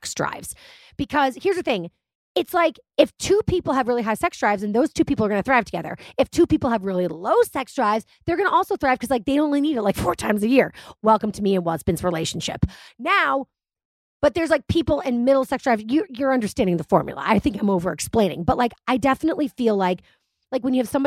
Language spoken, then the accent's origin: English; United States; I guess I am an American.